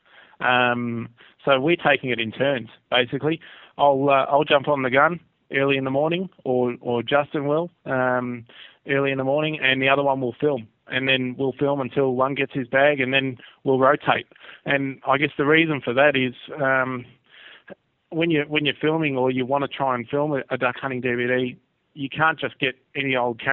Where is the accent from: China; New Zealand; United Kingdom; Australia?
Australia; as Aussie duck hunters